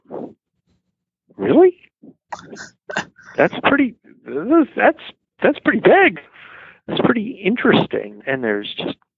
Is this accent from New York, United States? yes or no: yes; New York City, New York, United States; growing up in New York City, about 2.5 miles north of Ground